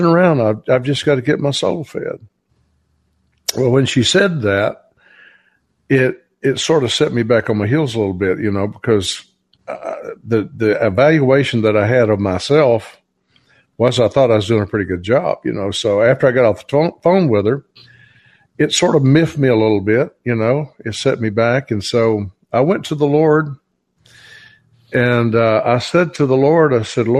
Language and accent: English; Georgia, United States; I'm from Georgia.